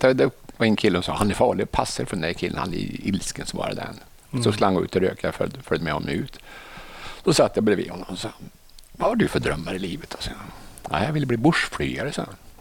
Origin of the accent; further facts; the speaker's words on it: Arvika, Värmland, Sweden; moved away; also born or lived in Stockholm; jag är från Narvika från början